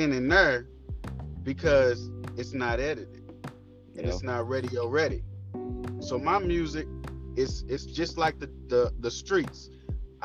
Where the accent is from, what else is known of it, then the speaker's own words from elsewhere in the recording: Louisville, Kentucky, United States; I'm from Louisville, Kentucky, and I rep the whole city